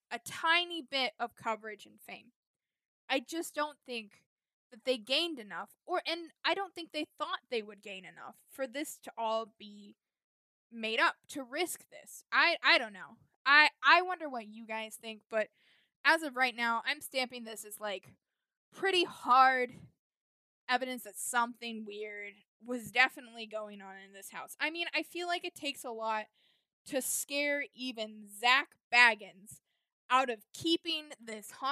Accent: Indiana, United States; my home state of Indiana

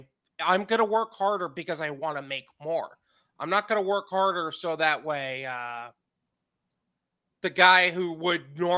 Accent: New York, United States; now in Florida, United States; Yep, I'm from New York and moved to Florida.

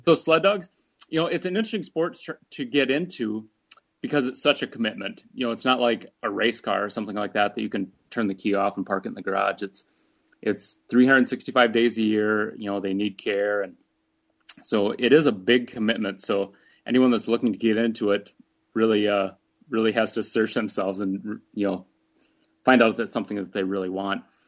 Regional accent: near Rochester, Minnesota, United States; moved away as an adult; also born or lived in Alaska; Rochester, Minnesota, near my hometown

